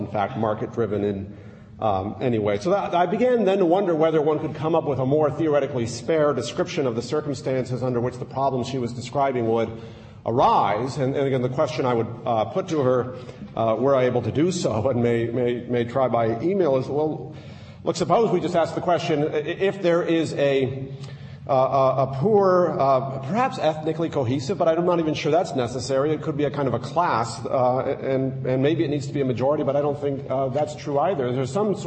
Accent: United States; I'm an American

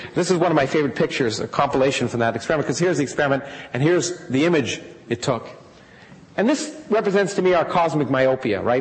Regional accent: Canada; moved away; I grew up in Canada

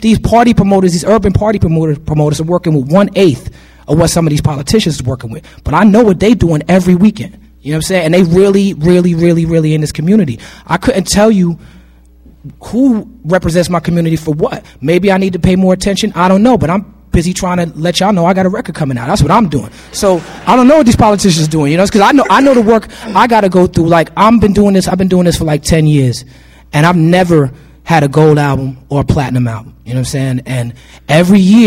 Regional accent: New York City, New York, United States; I'm from New York City.

